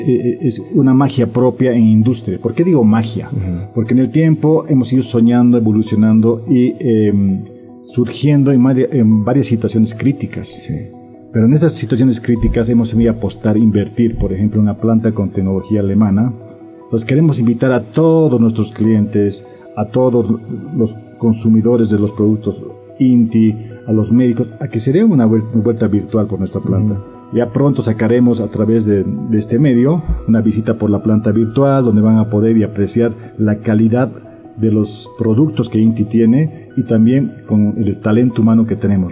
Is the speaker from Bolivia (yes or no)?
yes; Bolivia; Tenemos que pensar como bolivianos